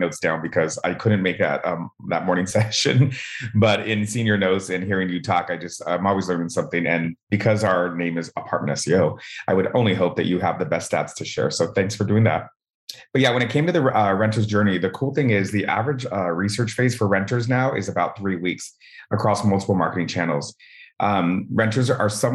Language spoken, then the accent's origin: English; Southern California, United States; We're from Southern California